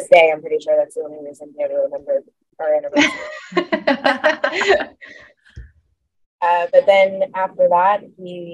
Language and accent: English; New Jersey, United States; moved away; I'm originally from New Jersey